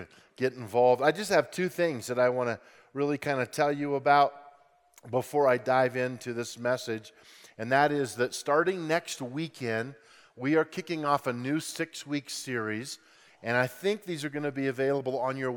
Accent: Grand Junction, Colorado, United States; I grew up in Grand Junction, Colorado, West Slope

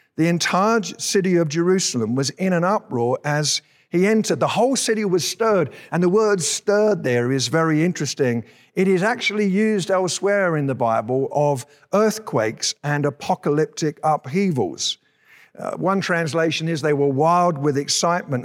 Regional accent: United Kingdom; now in Colorado, United States; we're British citizens

